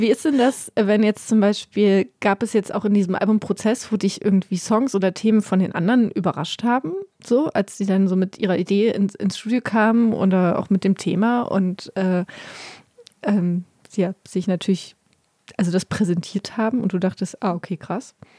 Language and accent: German; Berlin, Germany; als Berlinerin